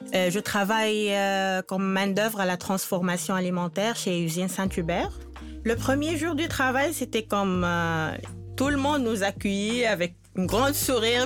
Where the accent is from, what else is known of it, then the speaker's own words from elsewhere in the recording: Tunisia; moved away as an adult; now in Quebec, Canada; je viens de la Tunisie